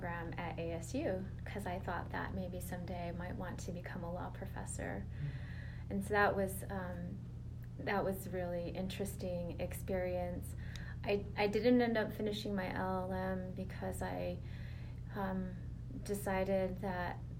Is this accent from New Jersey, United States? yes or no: no; Sandia Pueblo, New Mexico, United States; I'm from San Diego Pueblo